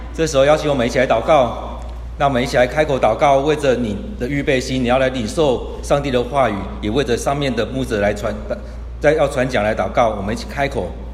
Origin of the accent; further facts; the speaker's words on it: Kaohsiung, Taiwan; also born or lived in Tainan; 我是高雄人， 我在台南念书